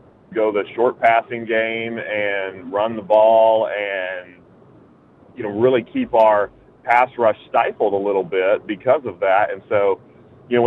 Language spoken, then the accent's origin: English; Texas, United States; now in Denver, United States; I'm originally from Texas